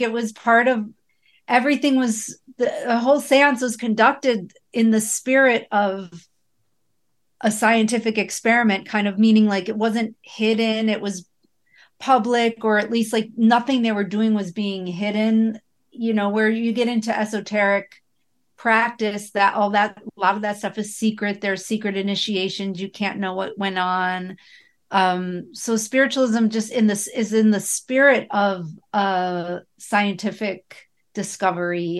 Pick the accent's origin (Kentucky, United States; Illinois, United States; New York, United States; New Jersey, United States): New York, United States; Buffalo; I grew up in Buffalo